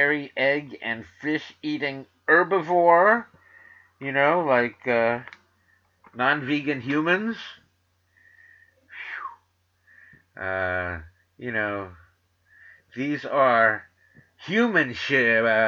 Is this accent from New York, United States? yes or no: yes; New York City, New York, United States; accent: New York; I'm from the Bronx. I'm from Manhattan. I went to Stuyvesant High School. I went to Queens College